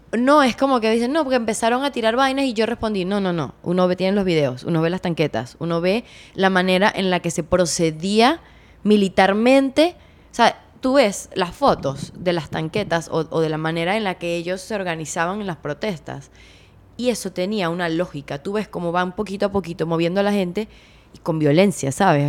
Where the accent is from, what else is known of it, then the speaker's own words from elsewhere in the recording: Venezuela; en mi país